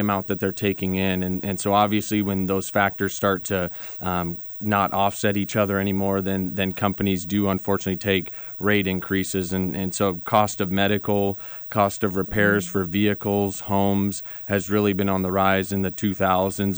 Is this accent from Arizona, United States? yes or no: yes; Phoenix, Arizona, United States; moved away as an adult; now in Seattle, United States; I grew up in Phoenix